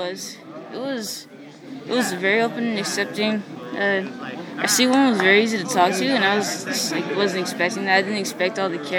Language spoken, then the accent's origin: English; Stockton, California, United States; I'm from Stockton.